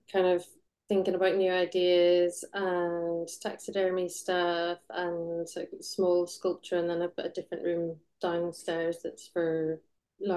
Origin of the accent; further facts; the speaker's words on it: Belfast, Northern Ireland, United Kingdom; now in North of England, United Kingdom; So I grew up in Belfast. Was born in 1980